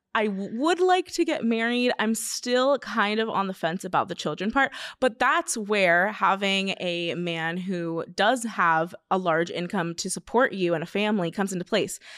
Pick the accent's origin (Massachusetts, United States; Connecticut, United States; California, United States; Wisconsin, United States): California, United States; Simi Valley